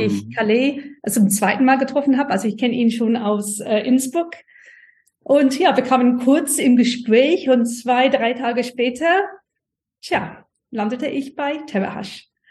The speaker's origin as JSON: {"language": "German", "country": "United Kingdom", "second_language": "German", "moved": "as an adult", "lives_now": "Germany", "said": "Ich komm, komme ursprünglich aus Großbritannien, äh, bin aber nach der Uni äh, nach Deutschland gekommen und hier ziemlich geblieben"}